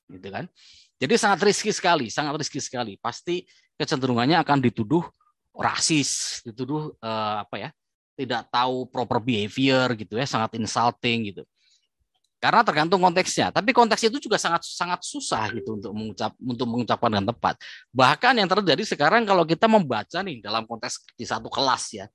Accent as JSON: {"language": "Indonesian", "country": "Indonesia", "said": "kalau misalnya kita saya orang Asia ini ya, orang Indonesia gitu."}